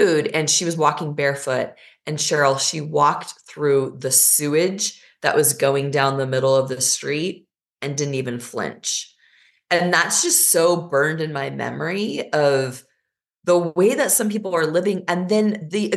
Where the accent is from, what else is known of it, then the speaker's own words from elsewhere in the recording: Lincoln, Nebraska, United States; also born or lived in Versailles, France; I was born in Versailles, France, and then moved to Lincoln, Nebraska